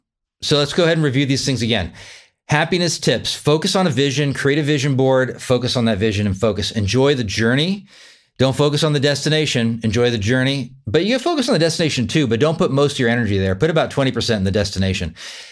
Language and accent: English; Wichita, Kansas, United States; live locally here in my home state of Wichita, Kansas.